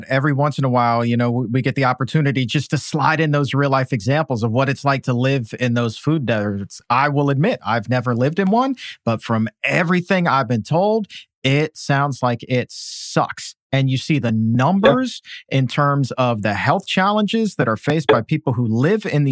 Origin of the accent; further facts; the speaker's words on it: Norfolk, Virginia, United States; I grew up in Norfolk, Virginia